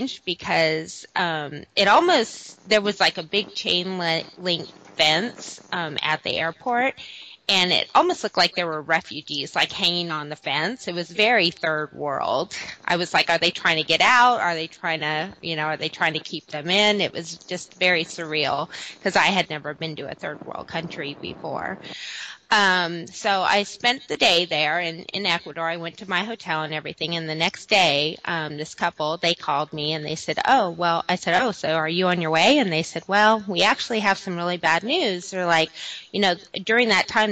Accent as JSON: {"language": "English", "region": "Southern California", "country": "United States", "said": "I'm originally from Southern California"}